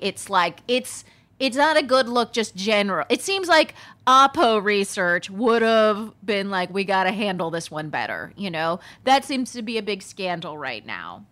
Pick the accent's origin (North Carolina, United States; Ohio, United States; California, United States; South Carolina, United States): California, United States; Palm Springs; growing up in Palm Springs, California